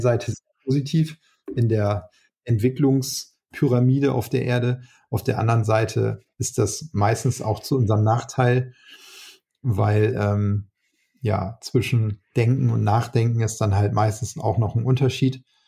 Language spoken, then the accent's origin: German; Northern Germany, Germany; als Norddeutscher